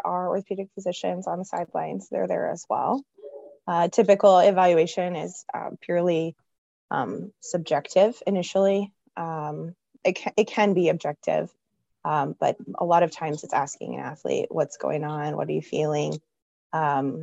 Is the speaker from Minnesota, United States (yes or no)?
no; Texas, United States; now in Bettendorf, United States; I'm originally from Texas and knew in high school I wanted to be an athletic trainer.